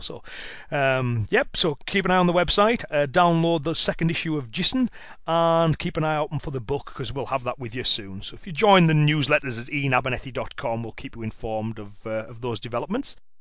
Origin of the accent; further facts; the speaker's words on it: Cumbria, North West England, United Kingdom; accent: Cumbrian; Cumbrian, uh, which is uh, my dialect um, from the area of, of, England in which I live